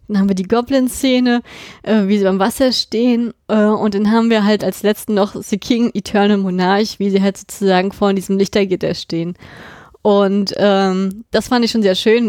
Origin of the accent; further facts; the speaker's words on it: Germany; bei uns in Deutschland